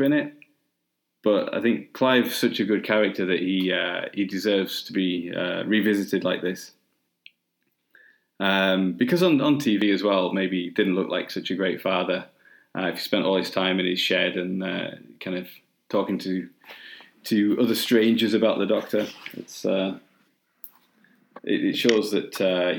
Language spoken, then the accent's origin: English; England, United Kingdom; now in North of England, United Kingdom; I kind of grew up further down the country, so I still say "mum."